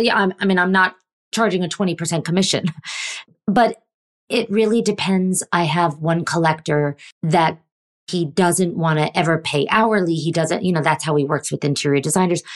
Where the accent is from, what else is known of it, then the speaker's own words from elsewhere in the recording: New York, United States; I grew up in New York and my dad